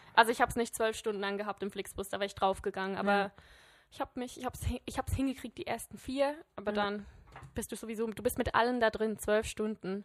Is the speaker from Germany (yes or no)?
no; Switzerland; als Schweizer